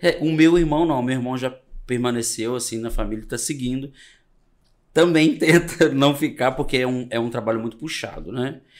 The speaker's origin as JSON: {"language": "Portuguese", "region": "Minas Gerais", "country": "Brazil", "also_born_or_lived": "Espírito Santo", "said": "Eu venho de uma família muito simples, do interior do Espírito Santo, já divisa com Minas. Eu sou mineiro"}